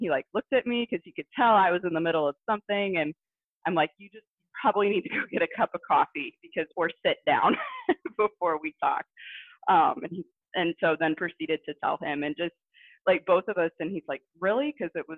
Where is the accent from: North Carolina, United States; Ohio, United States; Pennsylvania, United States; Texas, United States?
Ohio, United States; Southwest; I'm actually from Southwest Ohio area